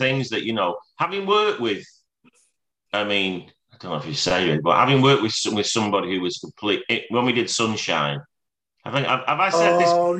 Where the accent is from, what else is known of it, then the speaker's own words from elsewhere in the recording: Scotland, United Kingdom; So, well, I am Scottish.